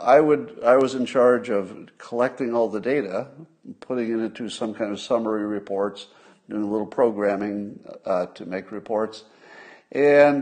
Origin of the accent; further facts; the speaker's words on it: United States; I'm so American